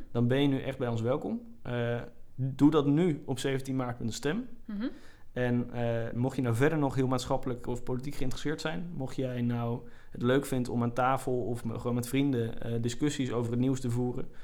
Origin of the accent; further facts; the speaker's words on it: Groningen, Netherlands; als Groningers moeten we het daar eigenlijk niet over hebben